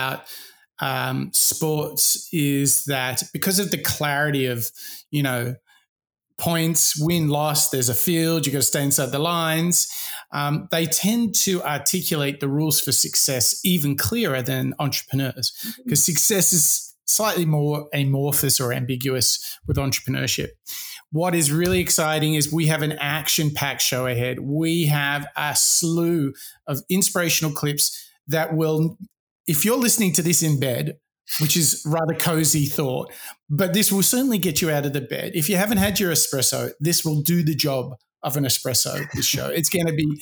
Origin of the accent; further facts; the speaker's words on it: Sydney, New South Wales, Australia; growing up in Sydney, Australia